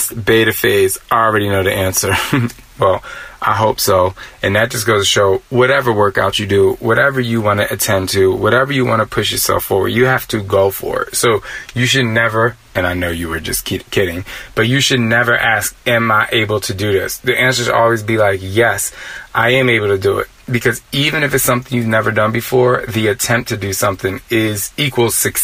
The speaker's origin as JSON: {"language": "English", "region": "New Jersey", "country": "United States", "tie": "born or raised there", "also_born_or_lived": "Philadelphia / New York City", "moved": "yes", "said": "I'm from Jersey, and the East Coast is so fast. I do realize that growing up on the East Coast"}